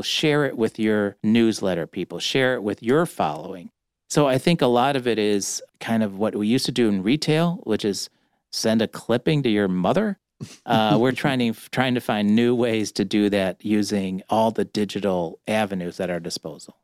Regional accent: Cleveland, Ohio, United States; also born or lived in Chicago; now in Detroit, United States; I'm from Cleveland. Don't hold it against me. But as a Cleveland kid

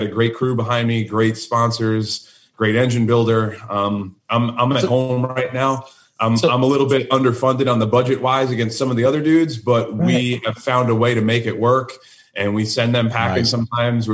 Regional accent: New York, United States; moved away as an adult; now in North Carolina, United States; I'm originally from New York, just outside of New York City.

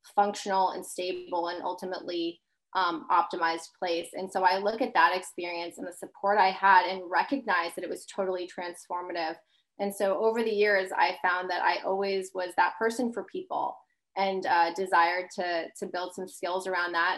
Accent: Long Island, New York, United States; grew up in Long Island

